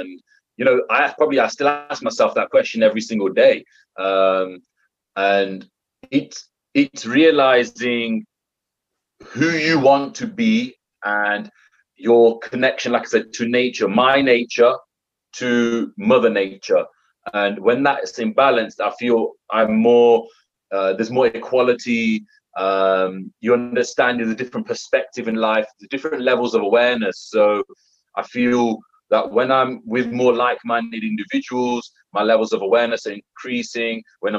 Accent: United Kingdom; being a British Indian, I've got my British values, but then I've also got my Indian values.

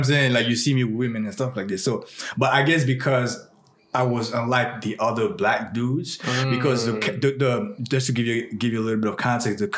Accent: France; also born or lived in Burkina Faso; now in United States; I was born in West Africa. I was raised in France.

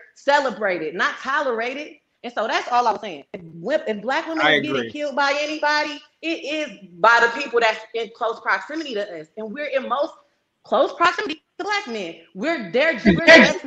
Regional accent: East Palo Alto, California, United States; I'm from East Palo Alto. I'm from the Bay Area.

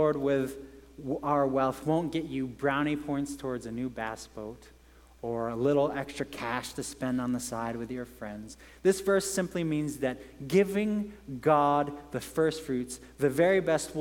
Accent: England, United Kingdom; moved away; I grew up in England

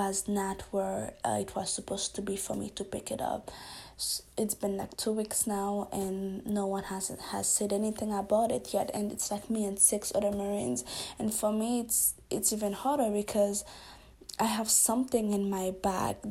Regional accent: Haiti; I'm from Haiti as well

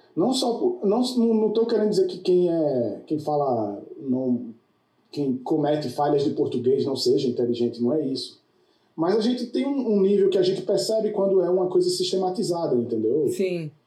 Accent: Brazil; now in United States; eu, como brasileiro, quando cheguei aqui

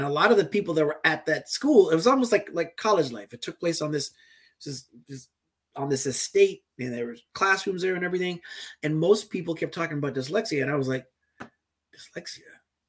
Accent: U.S. Virgin Islands; like growing up in the Virgin Islands, I was baptized in an Episcopal church, in the Anglican religion.

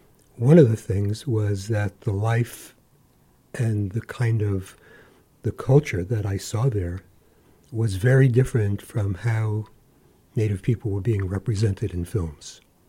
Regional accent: New York, United States; moved away as an adult; now in Alaska, United States; I grew up in New York. And, you know, I come from an immigrant family.

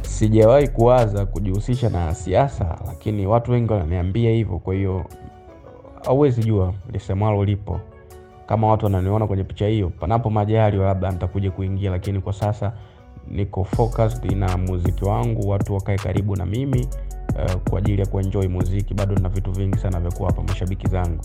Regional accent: Kahama, Shinyanga, Tanzania; now in Dar es Salaam, Tanzania; sehemu ambayo mimi natoka ni Kahama Nyasubi

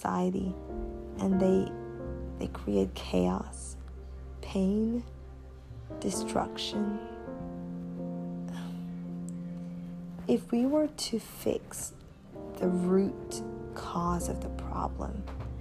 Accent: Jamaica; moved away as an adult; also born or lived in China; my hometown, my home country

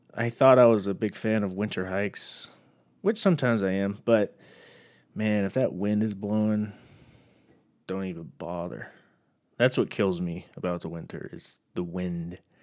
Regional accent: Texas, United States; born or raised there; moved away as an adult; now in Utah, United States

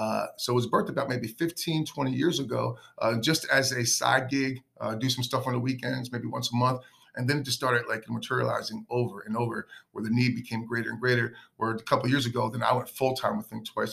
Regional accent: Keeper, New Jersey, United States; growing up in Keeper, New Jersey

